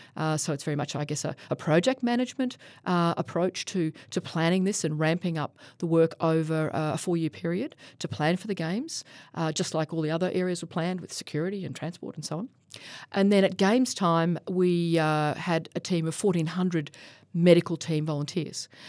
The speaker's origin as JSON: {"language": "English", "country": "Australia", "said": "as an Australian"}